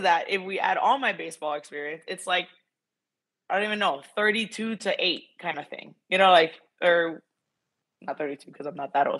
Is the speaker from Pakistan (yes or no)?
no; Miami, Florida, United States; I grew up in Miami, Florida